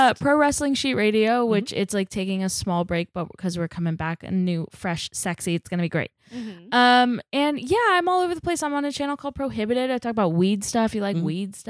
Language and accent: English; Texas, United States; I grew up in Texas.